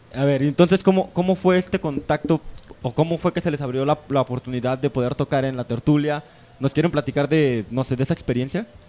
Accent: Mexico; tenemos como mexicanos

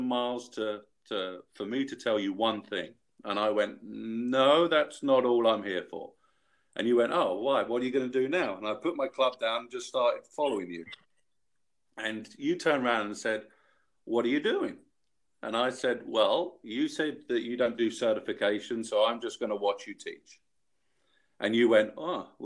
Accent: London, United Kingdom; I'm from London, England

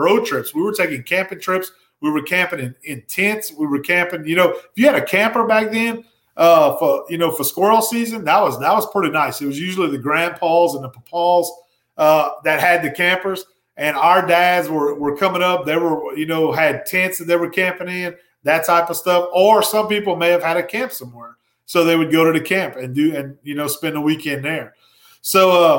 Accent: Ville Platte, Louisiana, United States; growing up in my hometown of Ville Platte, Louisiana

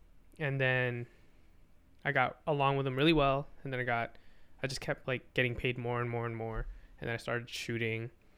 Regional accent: New Jersey, United States; I'm from New Jersey. I'm not from Caldwell.

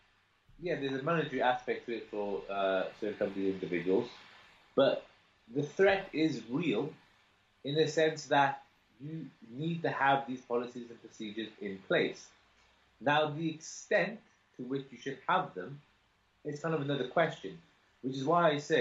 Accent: Cardiff, Wales, United Kingdom; I'm from Cardiff

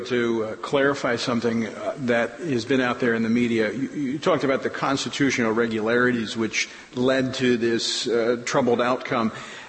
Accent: Louisiana, United States; we changed the laws in my home state of Louisiana.

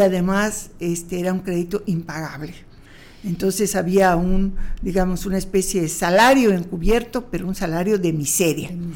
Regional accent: Yucatán, Mexico; como yucateca

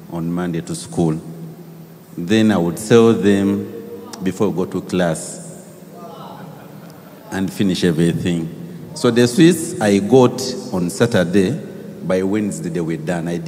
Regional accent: Tororo, Eastern Region, Uganda; We come from Tororo hey. and from the Bangine tribe.

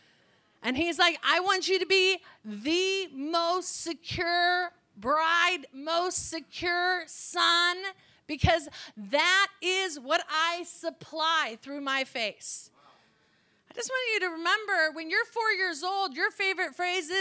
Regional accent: California, United States; I'm from California

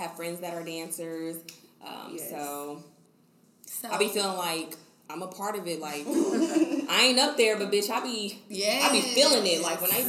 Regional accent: Kansas City, Missouri, United States; I'm from Kansas City, Missouri. So, in Missouri.

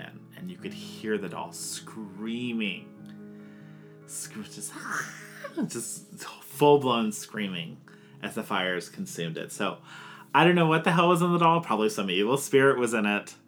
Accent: Hawaii, United States; moved away; So, my family is Hawaiian, so I'm from Hawaii, originally.

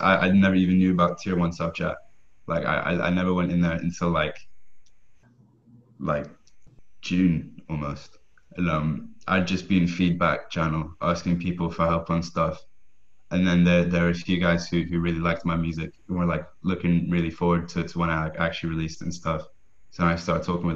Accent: Scotland, United Kingdom; I'm from Scotland, and I make music

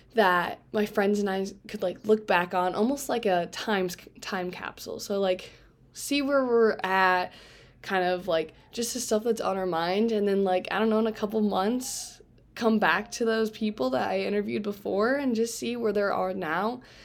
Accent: Fort Wayne, Indiana, United States; moved away; I am from Fort Wayne, Indiana

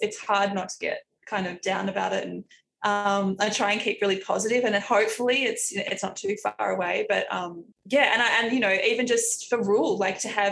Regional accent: Australia; we're Australian.

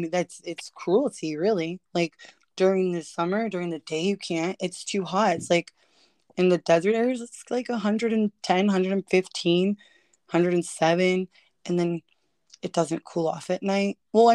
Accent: California, United States; also born or lived in Phoenix, Arizona / northern Arizona; to me as a Californian

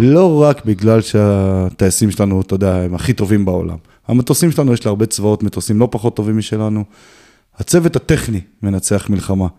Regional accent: Kiryat Tivon, Haifa District, Israel; נולדתי וגדלתי את רוב שנות חיי ביישוב הכי פסטורלי אולי שיש בארץ, קריית טבעון

